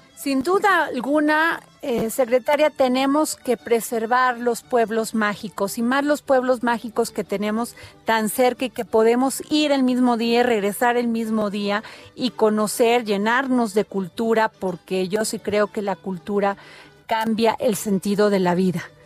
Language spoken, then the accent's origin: Spanish; Veracruz, Mexico; moved away; voy a Veracruz, de donde yo soy